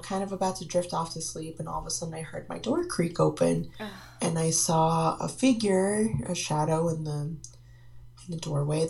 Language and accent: English; Marlborough, Massachusetts, United States; I'm originally from Marlborough, Massachusetts